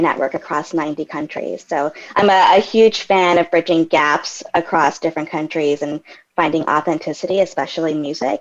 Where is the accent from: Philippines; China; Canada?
Canada; I'm Canadian